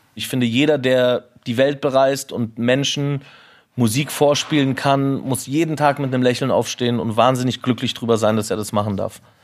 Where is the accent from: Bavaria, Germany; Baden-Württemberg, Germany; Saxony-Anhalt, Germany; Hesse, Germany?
Bavaria, Germany; Munich; ich bin in Oberföhring aufgewachsen und das meine ganze Familie ist